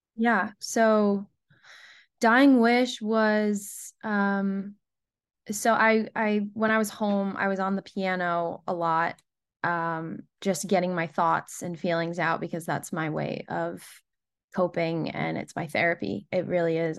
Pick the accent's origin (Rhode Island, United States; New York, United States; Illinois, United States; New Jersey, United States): Rhode Island, United States; moved away as an adult; also born or lived in Nashville, United States; now in Los Angeles, United States; Born and raised in Rhode Island